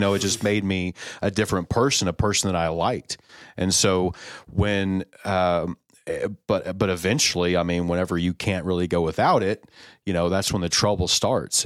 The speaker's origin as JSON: {"language": "English", "town": "College Station", "region": "Texas", "country": "United States", "tie": "born or raised there", "said": "I was born in Bryan College Station, uh, Texas, uh, Houston area"}